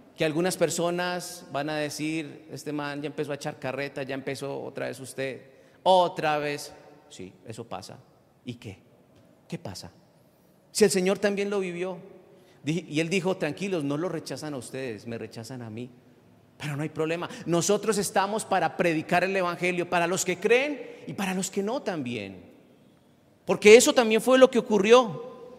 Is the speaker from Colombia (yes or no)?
yes; Colombia; nosotros como colombianos